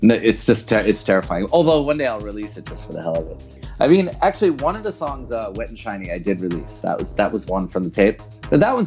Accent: New York, United States; moved away as an adult; now in Berlin, Germany; I grew up in New York in the 80s

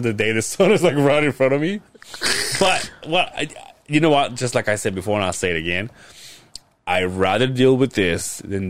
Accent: Mérida, Yucatán, Mexico; now in Utah, United States; Mérida, Yucatán.

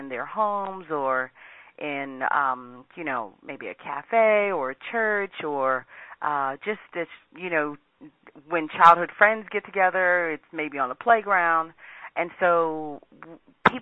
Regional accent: Washington, District of Columbia, United States; I grew up in Washington, D.C.

